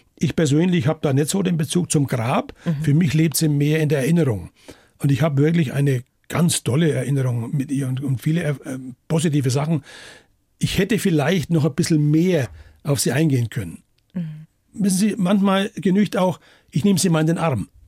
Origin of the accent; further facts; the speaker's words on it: Bayreuth, Bavaria, Germany; das ist meine Heimatstadt